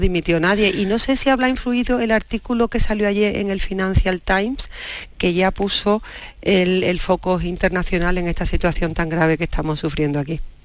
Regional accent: Andalusia, Spain; now in Madrid, Spain; como buena andaluza

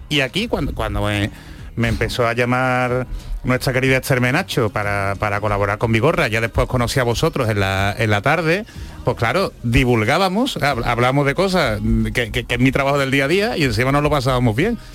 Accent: Seville, Andalusia, Spain; Yo, como sevillano

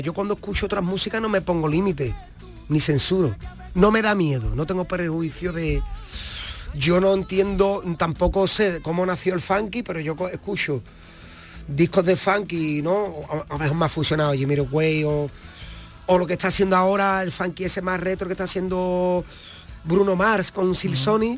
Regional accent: Cádiz, Andalusia, Spain; Cádiz, esa tragedia de la economía, yo la vivo desde que tengo uso de razón

